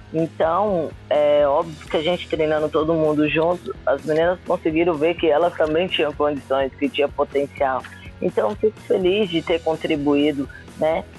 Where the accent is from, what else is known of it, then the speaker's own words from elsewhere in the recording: Brasília, Federal District, Brazil; moved away; sou de Brasília, de uma cidade satélite chamada Ceilândia, né? Inclusive comecei no SESI da Ceilândia